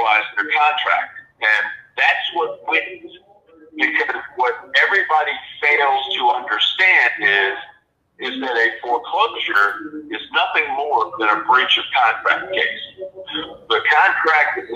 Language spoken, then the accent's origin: English; Washington, District of Columbia, United States; I grew up in Washington, D.C.